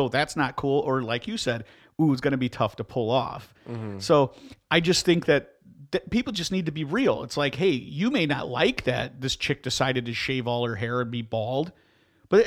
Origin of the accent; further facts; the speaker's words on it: Midwest, United States; I'm from the Midwest. I've lived here my whole life